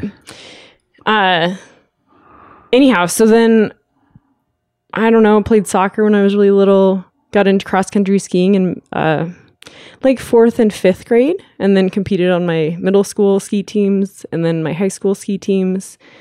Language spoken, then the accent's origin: English; Lake Tahoe, California, United States; now in Lander, United States; I grew up in Lake Tahoe, California